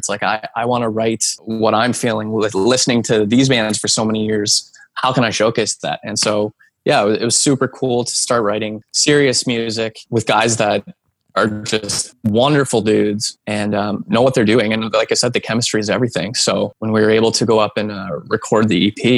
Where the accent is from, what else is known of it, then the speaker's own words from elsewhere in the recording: New Hamburg, Ontario, Canada; my hometown of New Hamburg